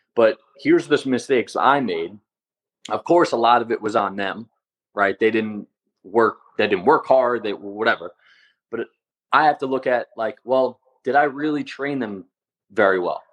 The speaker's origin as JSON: {"language": "English", "area": "Long Island", "region": "New York", "country": "United States", "tie": "born or raised there", "said": "I grew up in Long Island"}